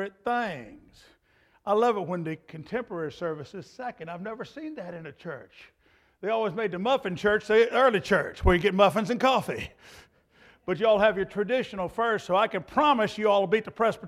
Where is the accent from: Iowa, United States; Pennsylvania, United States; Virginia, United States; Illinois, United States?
Virginia, United States; Clarksville; I'm from Clarksville, Virginia